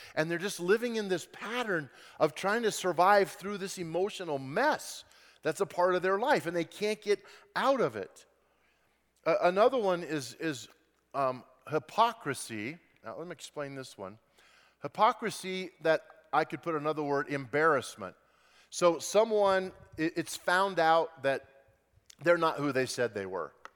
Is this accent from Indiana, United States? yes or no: no; Grand Junction, Colorado, United States; I grew up in Western Colorado in Grand Junction and loved it, had a great childhood